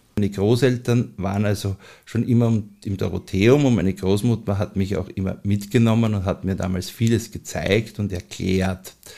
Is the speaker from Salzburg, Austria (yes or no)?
no; Vienna, Austria; lebe ich seit meiner Kindheit in Mauer